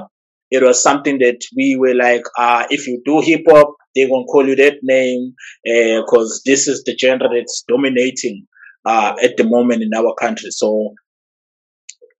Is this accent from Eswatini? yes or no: no; Eshowe, KwaZulu-Natal, South Africa; I'm from Ishawe. There's a small town.